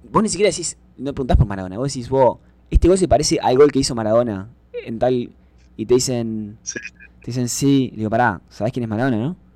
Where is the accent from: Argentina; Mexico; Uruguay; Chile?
Uruguay; moved away as an adult; also born or lived in Texas, United States; now in San Marcos, United States